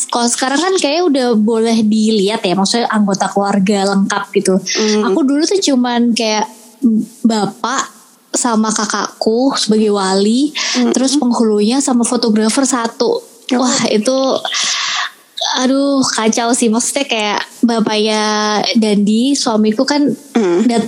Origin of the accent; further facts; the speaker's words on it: Malang, East Java, Indonesia; now in Jakarta, Indonesia; Aku aku aku tuh aslinya orang Malang. Mm-hmm. Cuman sekarang lagi stay di Jakarta karena ikut mm-hmm. suami